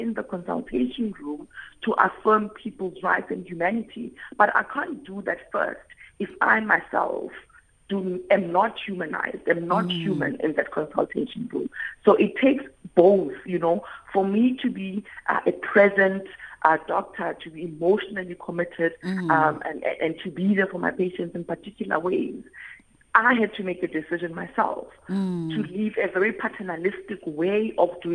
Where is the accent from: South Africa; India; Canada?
South Africa; being a South African, having been a child, right, who grew up in apartheid and now an adult who's navigating a democratic South Africa